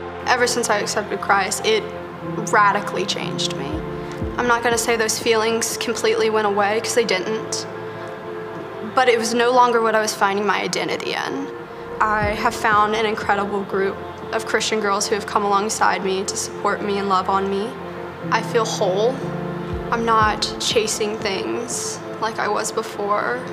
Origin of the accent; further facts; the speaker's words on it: Asheville, North Carolina, United States; I grew up in Asheville, North Carolina.